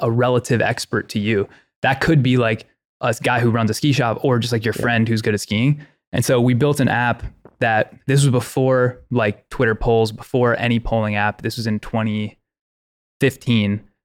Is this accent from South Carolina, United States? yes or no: no; Ohio, United States; I grew up in Ohio